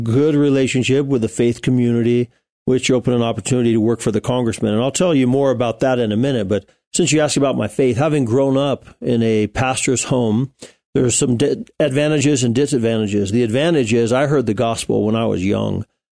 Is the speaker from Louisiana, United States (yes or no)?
no; Colorado Springs, Colorado, United States; also born or lived in Pueblo, Colorado; I'm a Colorado Springs native. My parents came from Grand Rapids, Michigan to Colorado Springs